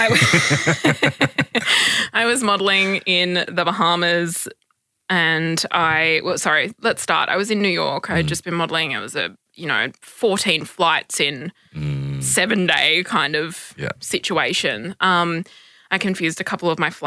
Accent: Perth, Western Australia, Australia; moved away as an adult; now in Sydney, Australia; I am originally from Perth, and I've been living in Sydney for the last 2 years

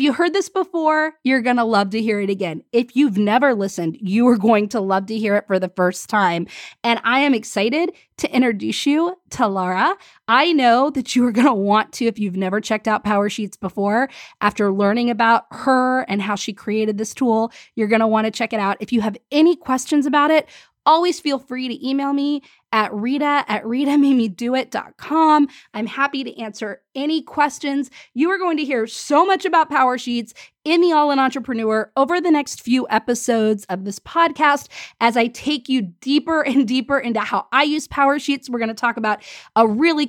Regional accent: Washington, District of Columbia, United States; also born or lived in Pensacola; I was born in Pensacola, and then I grew up in Washington, D.C.

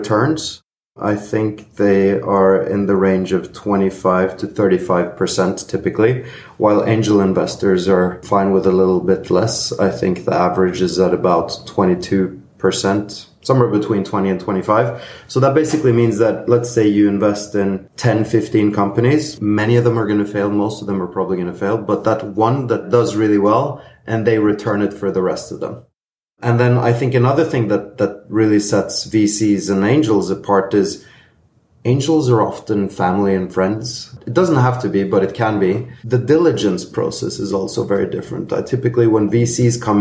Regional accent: Norway; I'm originally Greek-Norwegian. I grew up in Norway and lived most of my life there.

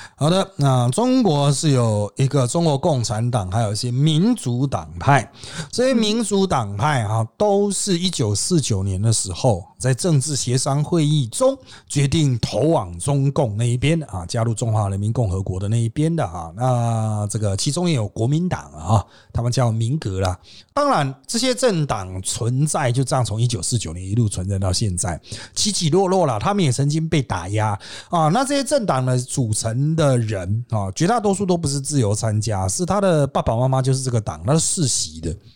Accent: Taiwan; 我们小的时候在台湾

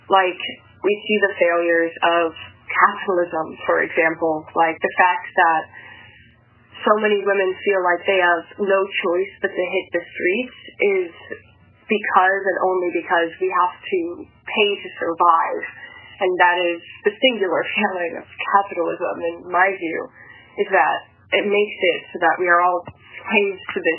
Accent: the South, United States; now in Washington, D.C., United States; Um, and from the South, and so I knew that sex workers were definitely a thing and existed and could be found in certain areas of my own hometown.

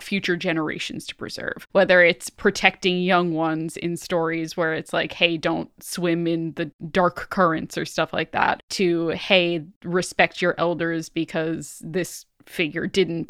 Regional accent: Ireland; as an Irish person, everyone knows a family where someone drowned.

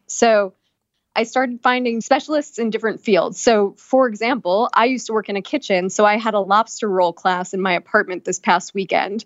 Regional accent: Long Island, New York, United States; now in New York City, United States; I'm from Long Island

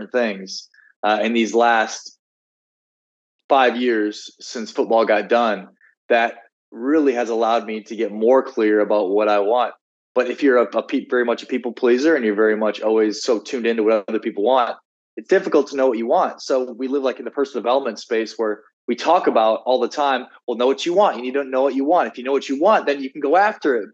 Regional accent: South Dakota, United States; moved away; also born or lived in Miami, Florida; I was from South Dakota. I felt a sense of obligation to the people there to be a certain way

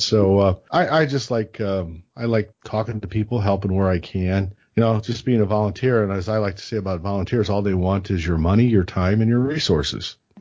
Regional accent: Illinois, United States; from Illinois

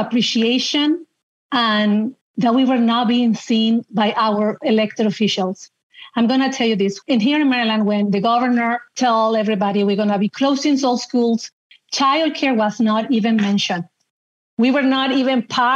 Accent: Chile; moved away as an adult; also born or lived in Seattle, United States; now in United States; I'm originally from Chile. I emigrated to the United States 23 years ago now

